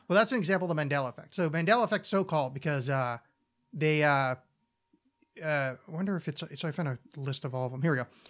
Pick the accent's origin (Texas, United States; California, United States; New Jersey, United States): New Jersey, United States; Oakland; my hometown of Oakland, New Jersey.